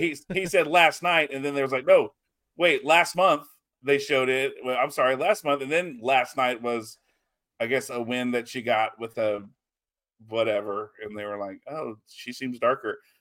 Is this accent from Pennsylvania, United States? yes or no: no; Texas, United States; we're Texan